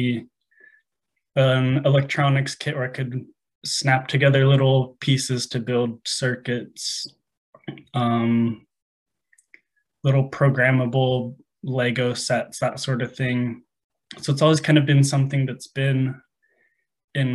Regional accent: Phoenix, Arizona, United States; So I'm from Arizona, the Phoenix area, lived here pretty much my whole life.

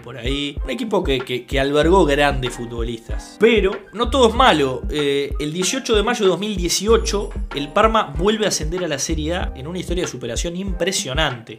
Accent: Uruguay; el uruguayo que somos, somos españoles, pero también somos tanos

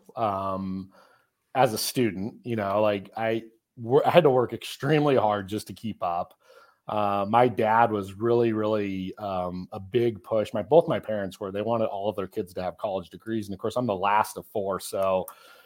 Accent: Colorado, United States; moved away as an adult; now in Midland, Texas, United States; I'm originally from Colorado. That's where I grew up

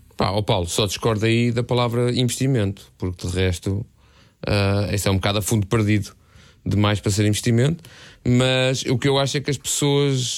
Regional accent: Algés, Lisbon, Portugal; cresci em Algés de Cima, portanto, por trás da Pedreira dos Húngaros

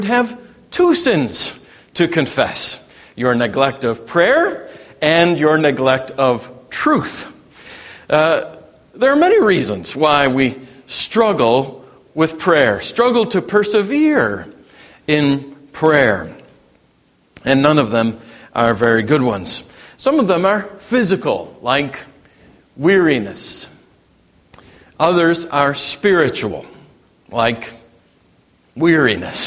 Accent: Cook County, Illinois, United States; I grew up in Cook County, Illinois

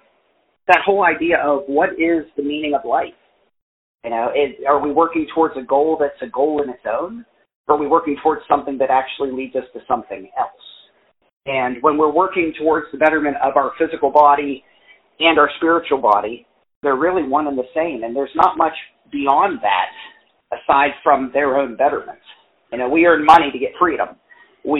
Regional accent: West Virginia, United States; also born or lived in Columbus, Ohio / South Lyon, Michigan; Born and raised in West Virginia

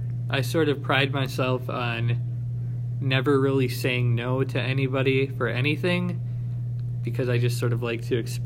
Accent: Cedar Grove, Wisconsin, United States; I am an English secondary education major. I am from Cedar Grove, Wisconsin

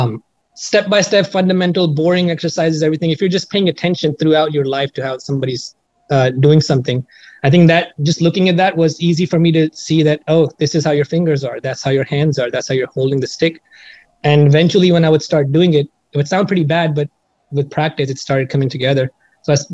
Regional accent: New Delhi, Delhi, India; moved away as an adult; now in Seattle, United States; I was born and raised in India

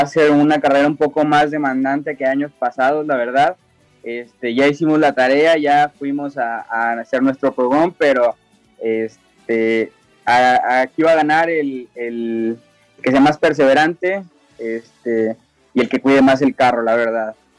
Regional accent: San Luis Potosí, Mexico; somos originarios de San Luis Potosí

